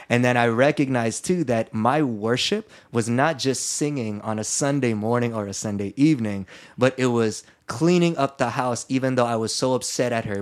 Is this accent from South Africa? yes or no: no; Philippines; I'm Filipino and I grew up Catholic.